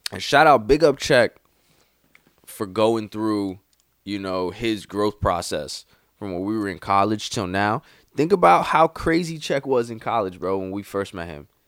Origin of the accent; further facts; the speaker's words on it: Bronx, New York, United States; I'm from the BX.